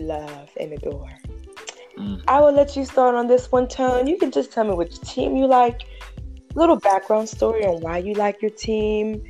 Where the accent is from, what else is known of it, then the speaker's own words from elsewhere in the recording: Pittsburgh, Pennsylvania, United States; Growing up in Pittsburgh